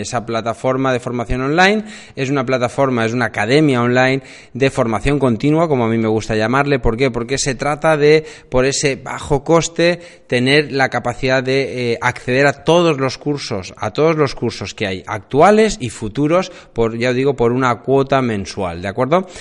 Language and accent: Spanish; Alicante, Valencian Community, Spain; yo vivo en Alicante, eh, yo soy de Alicante